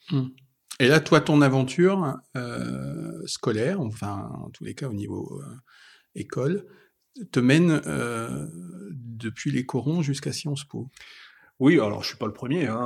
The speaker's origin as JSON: {"language": "French", "town": "Saint-Étienne", "region": "Auvergne-Rhône-Alpes", "country": "France", "said": "moi qui suis aussi de Saint-Étienne, donc d'un autre bassin minier"}